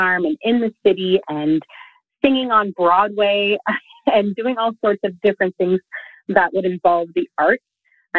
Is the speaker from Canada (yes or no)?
yes; Quebec, Canada; I'm from the rural community of Queal, Quebec, which I don't have a French accent, but I am fifth generation, my children are the sixth generation of our family farm here in Quebec.